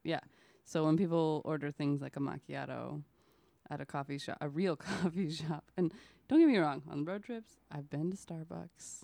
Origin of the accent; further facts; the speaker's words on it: Oklahoma, United States; moved away; I lived in Oklahoma. I'm from Oklahoma.